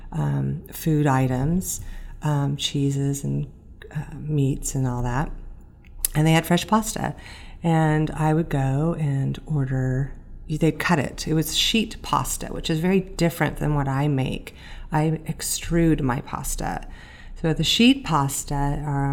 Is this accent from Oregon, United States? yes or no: yes; Portland, Oregon, United States; moved away as an adult; also born or lived in New York / Washington; now in Bellingham, United States; I am born and raised in Portland, Oregon. I stayed there till I was in my early 20s, and I moved to New York for about 5 years.